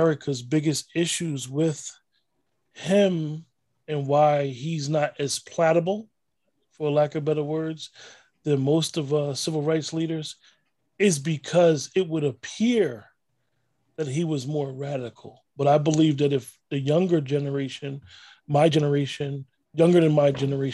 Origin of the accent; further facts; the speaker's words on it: New Jersey, United States; also born or lived in Newark, New Jersey; growing up in North Jersey, I knew a lot of elders that knew him.